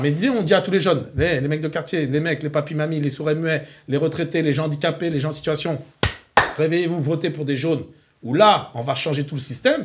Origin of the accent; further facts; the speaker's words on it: France; je suis un bon Français, avec les yeux bridés.